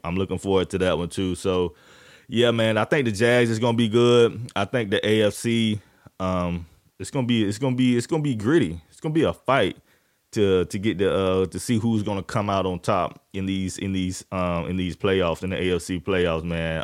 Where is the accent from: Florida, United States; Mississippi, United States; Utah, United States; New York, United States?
Florida, United States; Jacksonville; I'm from, I'm from Florida, Duval County, Jacksonville